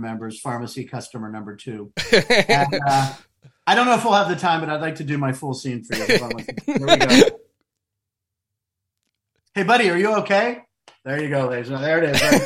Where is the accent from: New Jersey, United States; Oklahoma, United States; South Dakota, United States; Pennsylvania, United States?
Pennsylvania, United States; Pittsburgh; moved away; also born or lived in Los Angeles; being able to film in my hometown